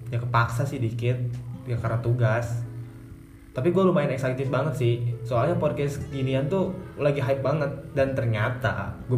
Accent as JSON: {"language": "Indonesian", "town": "Pandeglang", "region": "Banten", "country": "Indonesia", "also_born_or_lived": "Central Java", "said": "umur gue 18 tahun gue berasal dari Pandeglang Banten"}